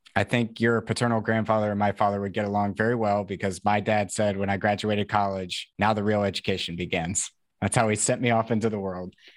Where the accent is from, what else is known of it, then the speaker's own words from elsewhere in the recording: Tennessee, United States; I'm from Tennessee